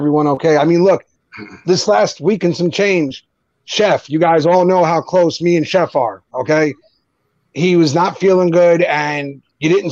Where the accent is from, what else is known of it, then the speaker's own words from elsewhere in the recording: New Jersey, United States; accent: Jersey; I'm from Jersey. I say it like an idiot.